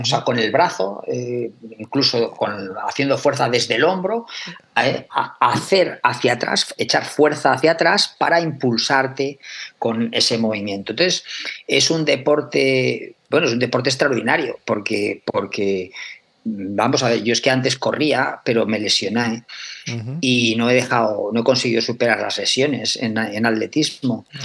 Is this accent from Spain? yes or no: yes; Aragon, Spain; yo soy de Aragón, o sea, y en Aragón tenemos cuatro denominaciones de origen